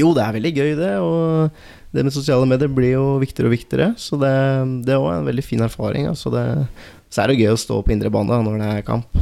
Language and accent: Norwegian; Valdres, Innlandet, Norway; jeg er ikke fra Telemark. Jeg er fra, fra Valdres